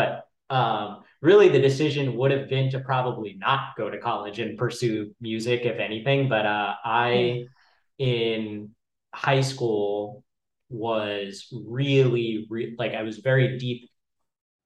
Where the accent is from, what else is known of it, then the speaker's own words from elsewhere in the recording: Dallas, Texas, United States; I'm from Dallas